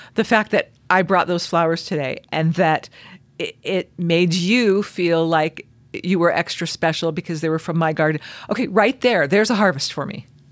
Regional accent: Southern California, United States; now in Utah, United States; I grew up in Southern California

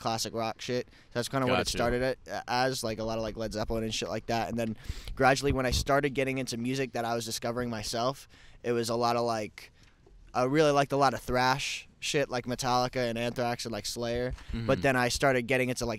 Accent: New Jersey, United States; I'm from New Jersey originally.

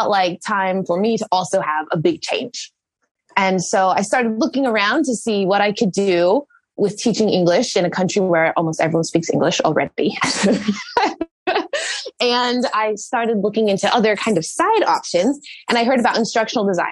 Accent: United States; moved away as an adult; now in Sweden; I am American

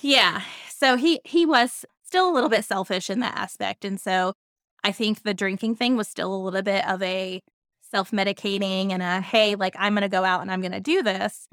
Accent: Centreville, Virginia, United States; I grew up in Centerville, Virginia.

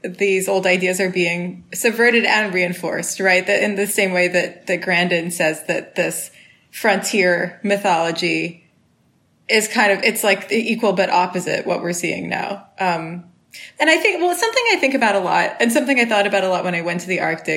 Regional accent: Switzerland; moved away as an adult; also born or lived in Canada; now in United States; I'm also Swiss because I lived there for a long time, 18 years

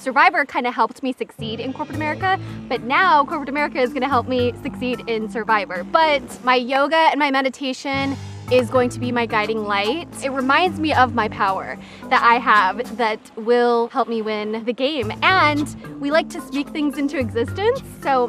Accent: Mesa, Arizona, United States; I am from Mesa, Arizona.

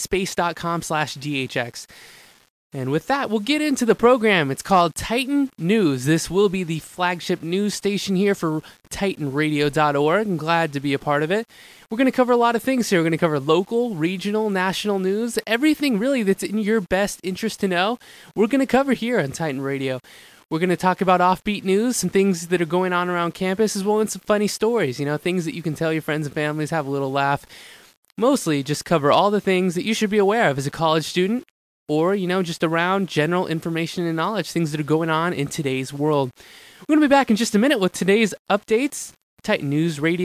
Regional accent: Stockton, California, United States; moved away as an adult; also born or lived in Lodi, California / San Rafael, California; now in Fullerton, United States; That's where I'm from, Stockton, California

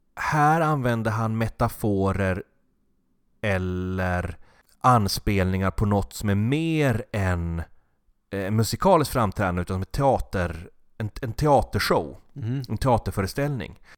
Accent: Norrland, Sweden; med min norrländska bakgrund

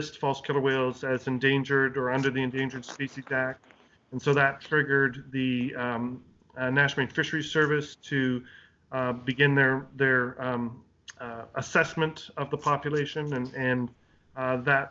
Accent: Canada; moved away as an adult; now in United States; So I'm Canadian originally. I'm born and raised in Canada and worked in both Eastern and Western Canada for a long time.

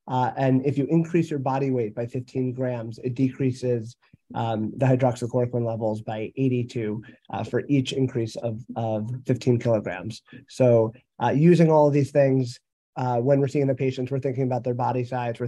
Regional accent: New Jersey, United States; from New Jersey.

